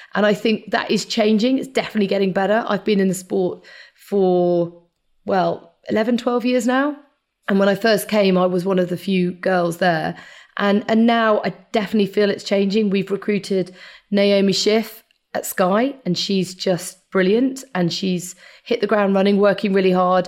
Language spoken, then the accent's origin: English; United Kingdom; I was actually born very near to Silverstone